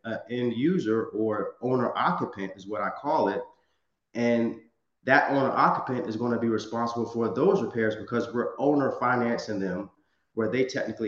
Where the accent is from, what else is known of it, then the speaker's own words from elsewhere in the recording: Virginia, United States; now in Los Angeles, United States; one of my markets is my hometown in Virginia. I live in Los Angeles, California